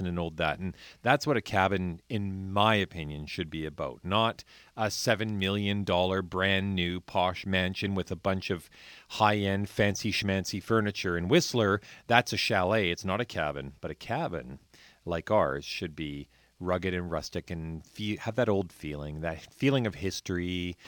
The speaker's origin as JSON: {"language": "English", "town": "Point Roberts", "region": "Washington", "country": "United States", "tie": "born or raised there", "said": "I grew up in Point Roberts where our cabin, um, we had had down there since nineteen twenty-eight"}